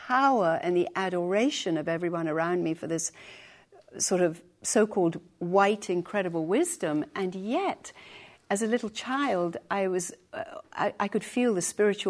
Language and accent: English; Kolkata, West Bengal, India; I was born in Calcutta, India.